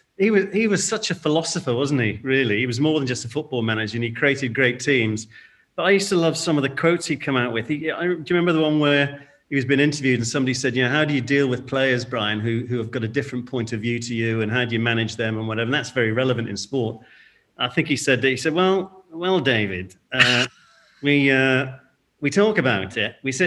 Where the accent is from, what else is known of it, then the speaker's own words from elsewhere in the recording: India; born there; also born or lived in Singapore; And I was born in India. Father was in shipping, shipbuilder in Liverpool, and then went abroad. Born in India, I came back to boarding school, and then we moved to Singapore.